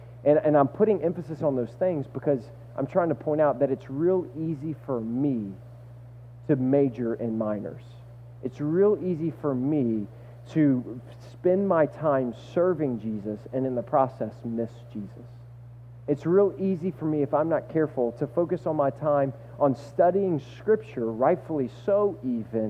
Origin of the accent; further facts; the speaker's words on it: the South, United States; moved away; I'm from the South, and I'm 6'6", and I played basketball my entire life